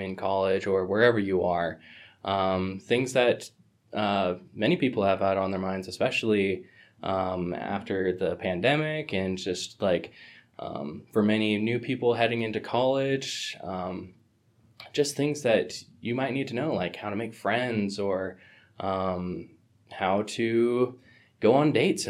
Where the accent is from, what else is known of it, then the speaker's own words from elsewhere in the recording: Salt Lake City, Utah, United States; I am from Salt Lake City, Utah